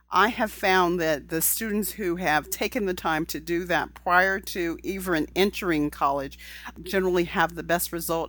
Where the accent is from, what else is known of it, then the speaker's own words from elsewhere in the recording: California, United States; I'm from California where there's a lot of diversity of thought